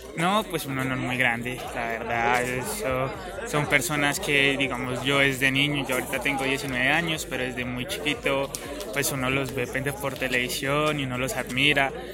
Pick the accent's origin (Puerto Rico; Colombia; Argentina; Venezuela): Colombia; Cundinamarca; los escarabajos que somos de Cundinamarca